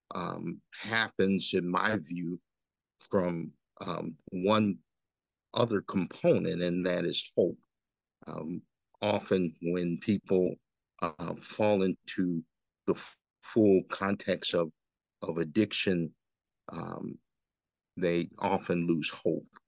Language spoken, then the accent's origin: English; Freeport, Illinois, United States; I'm from Freeport originally